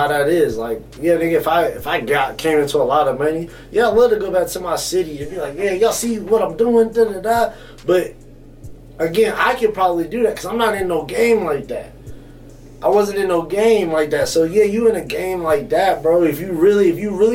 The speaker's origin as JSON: {"language": "English", "region": "the South", "country": "United States", "said": "I'm from the South"}